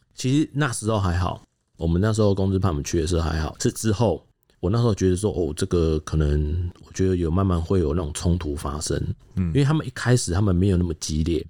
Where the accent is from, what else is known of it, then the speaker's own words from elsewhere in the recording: Taiwan; 我们台湾警察